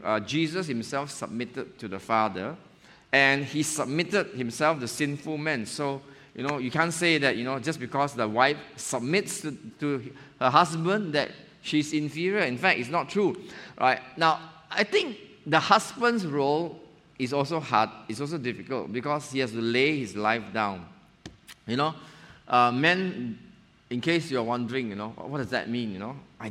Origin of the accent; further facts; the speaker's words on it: Johor Bahru, Johor, Malaysia; now in Penang, Malaysia; I'm an outdoor person. I came from Johor Bahru. And Penang is like, wow, the hill is nearby, the sea is nearby, you know.